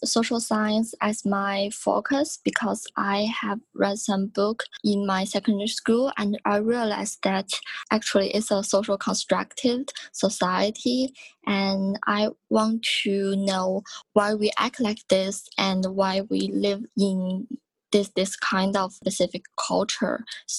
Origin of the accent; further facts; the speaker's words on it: northeastern China, China; English is a second language; moved away as an adult; now in Hong Kong; I was living in northeastern China.